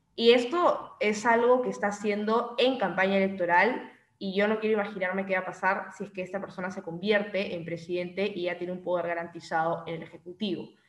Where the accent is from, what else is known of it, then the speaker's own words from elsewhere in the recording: Peru; nos preocupan como peruanos